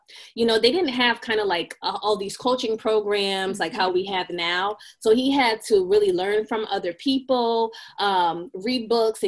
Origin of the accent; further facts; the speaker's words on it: Massachusetts, United States; now in Connecticut, United States; I am from Massachusetts.